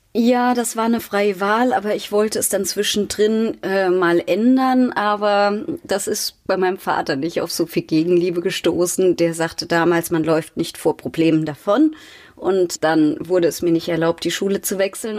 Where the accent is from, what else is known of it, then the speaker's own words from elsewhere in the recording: Mainz, Rhineland-Palatinate, Germany; Ich bin aufgewachsen in Mainz-Laubenheim, war im katholischen Kindergarten, dort in der Grundschule, später auf der maria wart schule habe dann in Mainz studiert